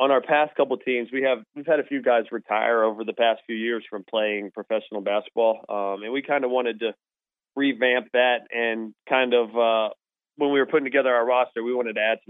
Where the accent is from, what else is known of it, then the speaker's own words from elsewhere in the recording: Charleston, West Virginia, United States; Charleston, just, you know, being my hometown